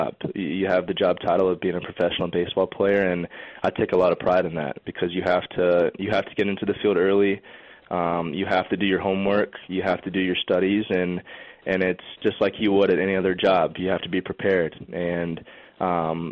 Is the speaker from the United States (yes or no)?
yes; Lakeland, Florida, United States; growing up in Lakeland and always being around Joker Marchant Stadium where the Tigers play